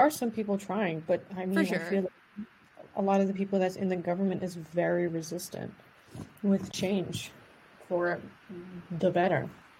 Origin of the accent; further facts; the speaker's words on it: Sint Maarten; moved away; A negative aspect about growing up on Sint Maarten is the isolation of it. It's funny because we are surrounded by diversity, but only within limits. I feel like living on St. Maarten, we're kind of secluded from the rest of the world.